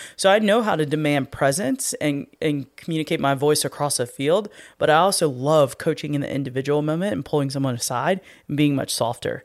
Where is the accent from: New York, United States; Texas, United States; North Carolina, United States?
North Carolina, United States; moved away; where I grew up in North Carolina